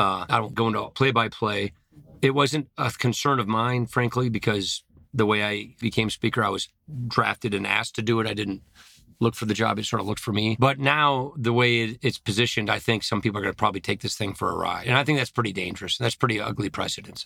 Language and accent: English; Janesville, Wisconsin, United States; I come from Janesville, Wisconsin.